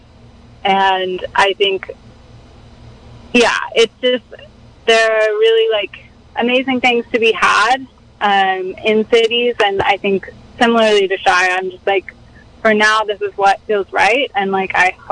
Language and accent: English; Dallas, Texas, United States; moved away; also born or lived in San Francisco; I grew up in Dallas, Texas